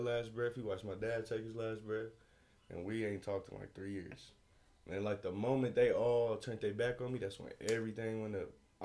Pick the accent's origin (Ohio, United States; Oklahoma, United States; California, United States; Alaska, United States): Oklahoma, United States; I'm from Oklahoma